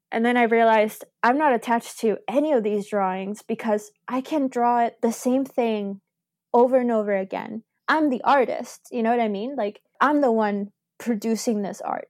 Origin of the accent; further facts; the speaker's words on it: Argentina; now in Canada; I'm originally from Argentina